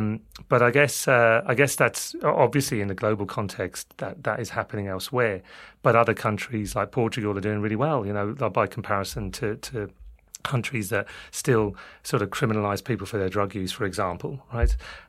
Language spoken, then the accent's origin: English; London, United Kingdom; accent: London; now in Ireland; people might get confused by my London accent. But yeah, I've been over there for 18 years